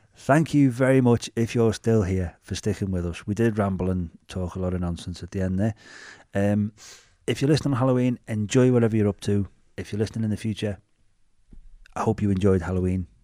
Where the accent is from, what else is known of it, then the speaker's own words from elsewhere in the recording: Bootle, North West England, United Kingdom; accent: Scouse; we're from Bootle.